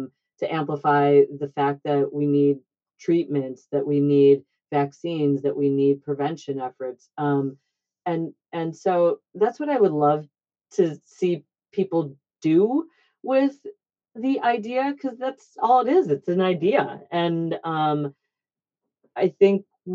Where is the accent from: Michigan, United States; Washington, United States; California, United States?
Michigan, United States; now in Boston, United States; I'm from Michigan, obviously, so is my brother, and my husband is as well.